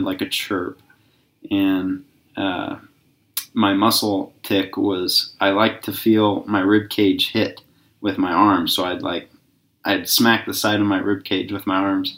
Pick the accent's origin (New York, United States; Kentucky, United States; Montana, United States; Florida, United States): Montana, United States; Kalispell; I was born in Kalispell, Montana